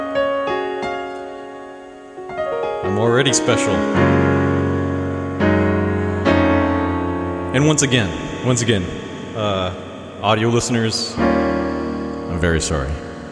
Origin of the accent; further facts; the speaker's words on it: Texas, United States; moved away; I'm from Texas. But like when I was in Texas, I never really left Texas